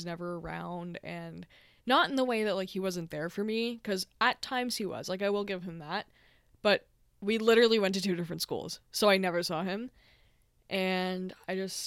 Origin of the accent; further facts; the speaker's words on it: Ontario, Canada; now in Nova Scotia, Canada; I grew up in Ontario